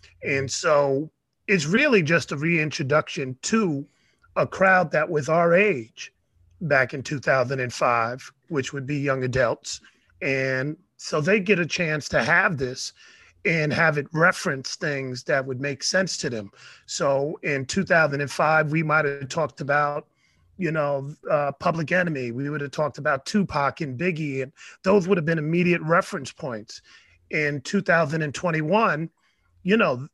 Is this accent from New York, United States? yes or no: yes; New York City, New York, United States; I grew up in the Bronx